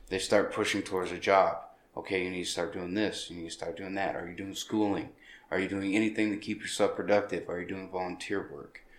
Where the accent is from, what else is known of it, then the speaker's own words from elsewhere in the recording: Anchorage, Alaska, United States; born there; No, I was born in Anchorage.